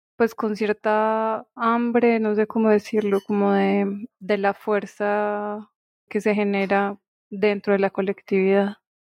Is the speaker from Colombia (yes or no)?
yes; Pereira, Risaralda, Colombia; soy de Pereira